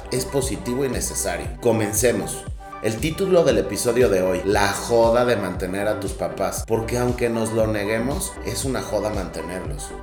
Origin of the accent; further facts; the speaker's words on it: Mexico; yo soy mexicano